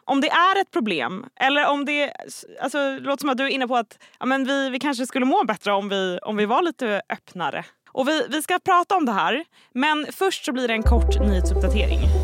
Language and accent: Swedish; Stockholm, Stockholm County, Sweden; jag som är från Stockholm